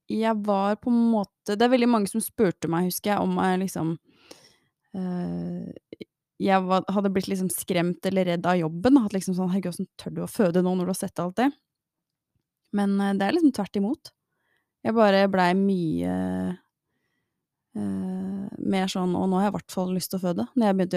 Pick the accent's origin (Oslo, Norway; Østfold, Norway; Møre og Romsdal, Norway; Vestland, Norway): Oslo, Norway; born there; så tror jeg det er best at jeg er født på Ullevål.